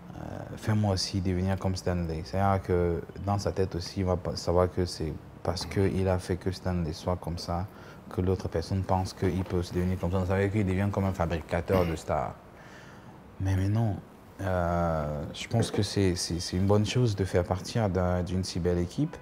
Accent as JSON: {"language": "French", "country": "Cameroon", "said": "être le seul Camerounais"}